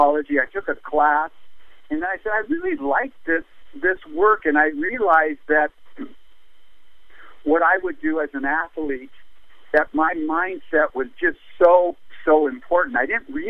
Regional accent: Los Angeles, California, United States; I grew up in North Hollywood, and in the 50s

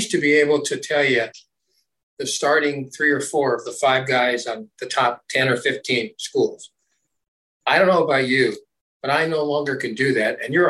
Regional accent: Southern California, United States; I was brought up in Southern Cal.

